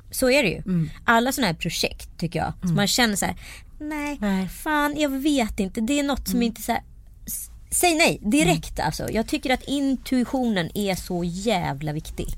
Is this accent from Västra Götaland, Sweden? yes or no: yes; Strömstad, Västra Götaland, Sweden; så var det ju i Strömstad där jag växte upp